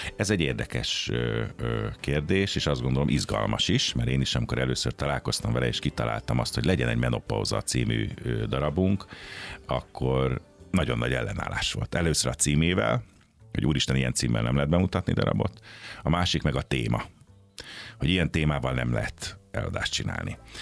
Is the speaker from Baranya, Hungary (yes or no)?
yes; Pécs, Baranya, Hungary; moved away as an adult; now in Budapest, Hungary; én Pécsi vagyok, tehát a szüleim is ott éltek, édesapám is ott volt orvos